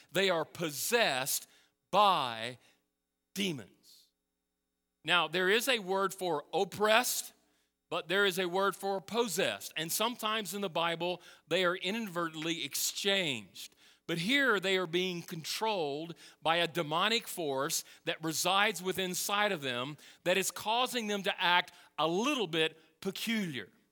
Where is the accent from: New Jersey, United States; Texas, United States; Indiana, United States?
Texas, United States; moved away; I'm from Texas